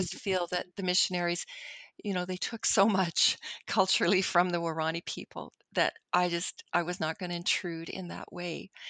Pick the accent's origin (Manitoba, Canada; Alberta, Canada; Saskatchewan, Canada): Manitoba, Canada; Winnipeg; I'm Canadian. I've lived in Canada all my life. I live, y, y, you know, if you put a pin in the geographical center of North America, that's pretty much my city of Winnipeg.